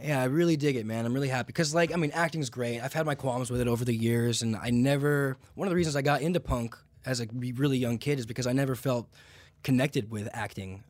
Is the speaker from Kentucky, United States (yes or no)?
no; Santa Clarita, California, United States; also born or lived in Santa Monica / Atlanta; I was born in Santa Monica. I grew up just north in Santa Clarita